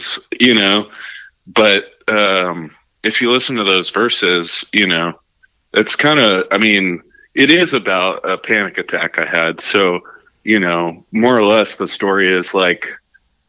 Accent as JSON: {"language": "English", "town": "Arlington", "region": "Texas", "country": "United States", "said": "I'm from Arlington"}